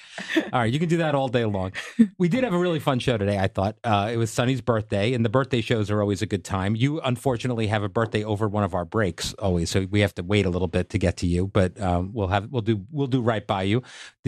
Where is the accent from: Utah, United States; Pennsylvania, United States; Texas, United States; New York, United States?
New York, United States; Long Island; I grew up on Long Island in the 90s, and I grew up with all the music like we had this morning